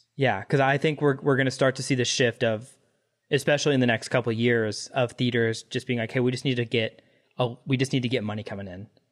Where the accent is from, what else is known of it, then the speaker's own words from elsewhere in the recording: Dallas, Texas, United States; I grew up in Dallas